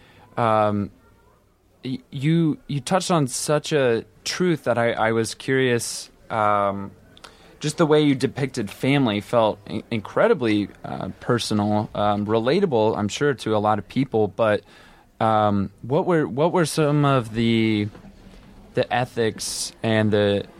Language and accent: English; Iowa, United States; moved away; I'm from the Midwest too, from Iowa